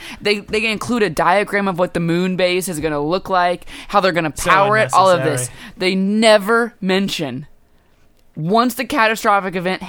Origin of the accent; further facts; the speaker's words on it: Midwest, United States; born or raised there; now in California, United States